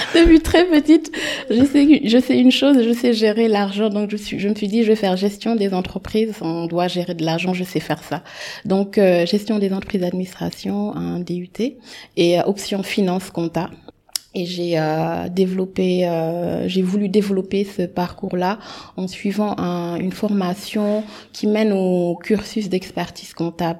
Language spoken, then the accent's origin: French; Dakar, Senegal; moved away as an adult; also born or lived in France; sénégalaise. Euh, j'ai grandi au Sénégal, j'ai euh, fait tout mon parcours scolaire, tout mon parcours scolaire ici au Sénégal